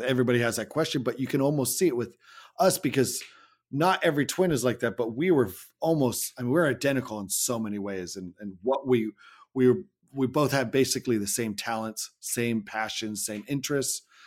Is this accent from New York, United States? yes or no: no; Salem, Oregon, United States; my hometown yeah. of Salem, Oregon